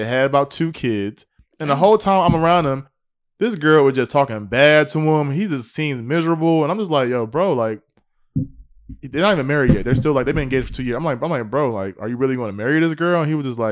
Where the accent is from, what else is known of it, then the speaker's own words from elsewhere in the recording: the South, United States; I am from the South